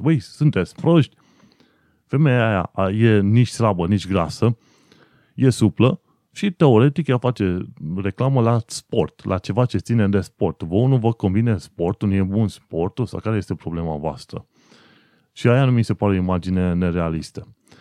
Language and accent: Romanian; Romania; moved away as an adult; now in United Kingdom; eu sunt român